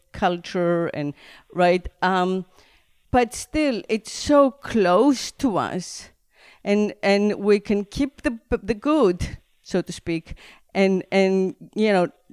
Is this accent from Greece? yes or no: yes; Greece; where I grew up in Greece, there was always the garden